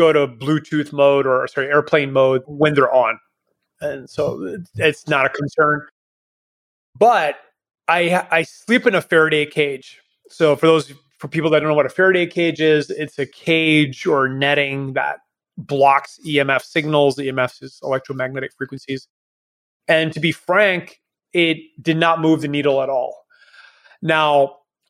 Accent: Canada; now in Panama; I am Canadian, but left a long time ago.

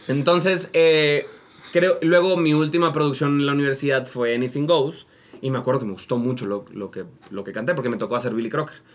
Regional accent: Monterrey, Nuevo León, Mexico; now in Mexico City, Mexico; soy de Monterrey

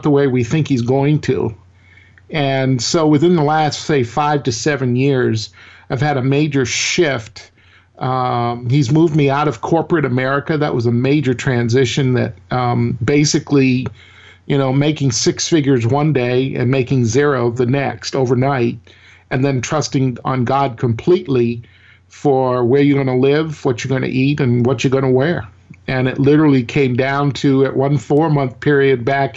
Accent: Maine, United States; now in Mississippi, United States; I grew up in northern New England. I'm originally from Maine. I now live in Mississippi.

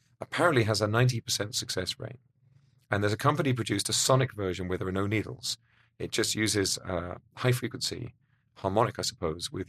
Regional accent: United Kingdom; Being British

